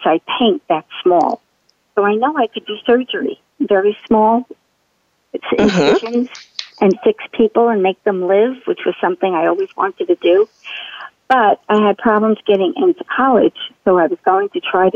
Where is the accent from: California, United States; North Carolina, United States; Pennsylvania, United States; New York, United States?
New York, United States; New York City; also born or lived in Brooklyn, New York; I originally was born in Lower Manhattan, I moved to Brooklyn at 11